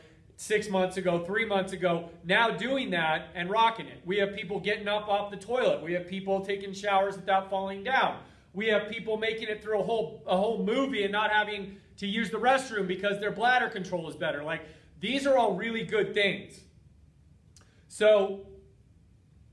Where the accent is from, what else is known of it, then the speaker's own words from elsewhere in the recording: United States; from being an American for 40 years now